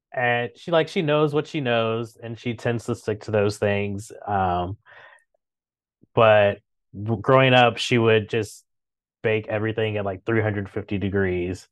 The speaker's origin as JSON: {"language": "English", "town": "Chicago", "region": "Illinois", "country": "United States", "tie": "born or raised there", "also_born_or_lived": "Saint Louis / New York", "moved": "as an adult", "lives_now": "Washington, D.C., United States", "said": "I grew up in Chicago"}